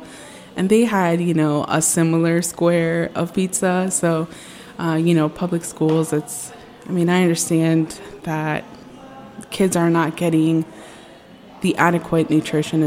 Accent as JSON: {"language": "English", "town": "Alexandria", "region": "Virginia", "country": "United States", "tie": "born or raised there", "said": "I grew up in Alexandria, Virginia"}